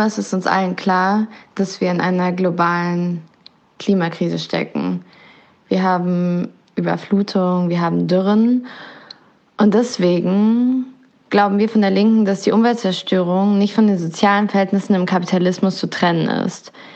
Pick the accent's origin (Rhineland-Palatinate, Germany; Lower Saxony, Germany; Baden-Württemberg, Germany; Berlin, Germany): Berlin, Germany; also born or lived in Neukölln, Berlin; Ich komme ursprünglich aus Kreuzberg und lebe jetzt seit einigen Jahren hier in Neukölln